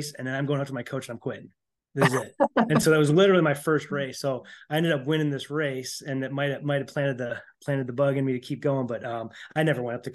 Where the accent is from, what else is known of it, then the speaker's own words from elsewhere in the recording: Chicago, Illinois, United States; moved away; also born or lived in Elmwood Park, Illinois; I grew up in Elmwood Park and in Chicago